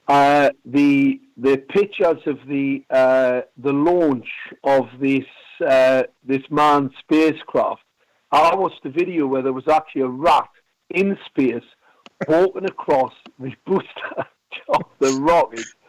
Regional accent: Gateshead, North East England, United Kingdom; I was born in a place called Ben Sham

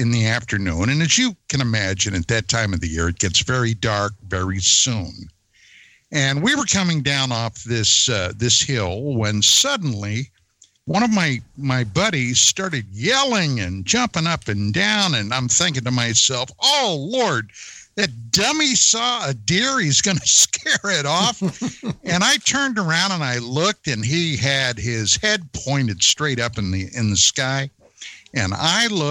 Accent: central western Pennsylvania, United States; moved away as an adult; now in San Fernando Valley, United States; originally, I'm from the East Coast, from central western Pennsylvania. And back in those days, I was in high school.

